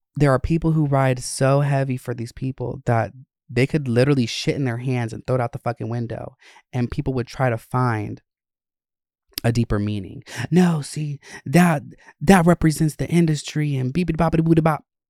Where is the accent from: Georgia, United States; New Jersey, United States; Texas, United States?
Georgia, United States; Winder, Gwinnett and North; I grew up in Gwinnett and North Georgia areas, um, Winder